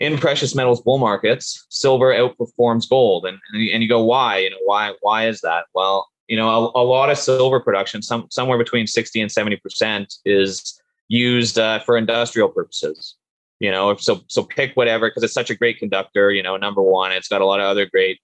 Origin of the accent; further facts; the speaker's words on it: Canada; also born or lived in Sudbury, Ontario; I'm originally from Canada and went to school here and in Canada and in a place called Sudbury, Ontario.